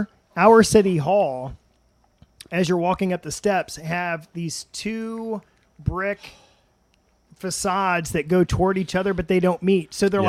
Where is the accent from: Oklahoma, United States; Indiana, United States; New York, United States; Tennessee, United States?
Indiana, United States; Madison; now in Columbus, United States; I'm from Madison, OG.